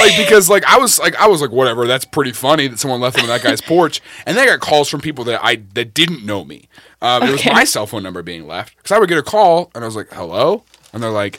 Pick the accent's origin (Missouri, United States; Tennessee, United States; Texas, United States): Missouri, United States; Mount Vernon; moved away; I grew up outside of Springfield in Mount Vernon